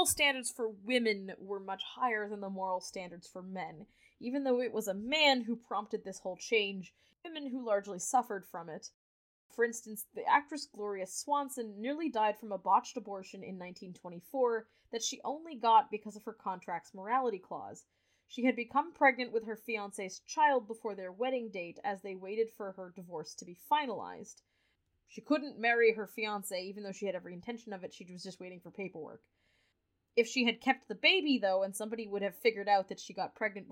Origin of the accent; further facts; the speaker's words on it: Canada; also born or lived in United States; we're Canadian